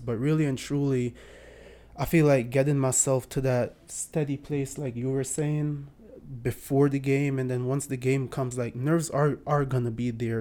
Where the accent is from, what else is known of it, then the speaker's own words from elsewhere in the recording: Bloomfield, Connecticut, United States; also born or lived in Jamaica; I was born in Jamaica. I grew up in, uh, Bloomfield, Connecticut.